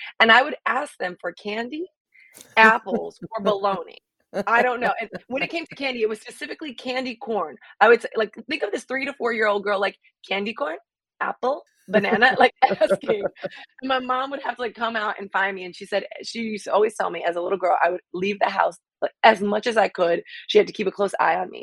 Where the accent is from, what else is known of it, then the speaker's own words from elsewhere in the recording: Miami, Florida, United States; I'm from Miami, and getting back to kind of like being a kid in Miami